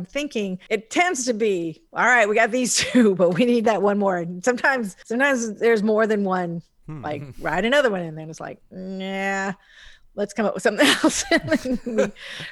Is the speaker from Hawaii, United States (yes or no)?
yes; Hawaii, United States; I'm from Hawaii.